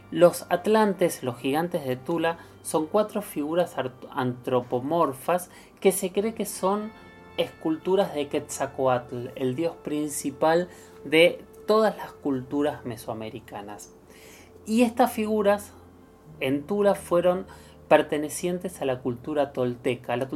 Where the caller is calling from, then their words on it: Quilmes, Buenos Aires Province, Argentina; Hola Héctor, hola Luis. Eh … de Quimes